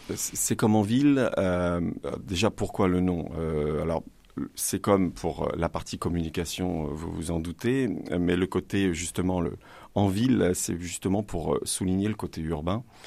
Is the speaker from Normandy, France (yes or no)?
yes; Le Havre, Normandy, France; moved away as an adult; also born or lived in Rouen area; now in Rouen, France; Je viens du Havre et depuis mes 20 ans maintenant, j'habite sur la Rouennaise.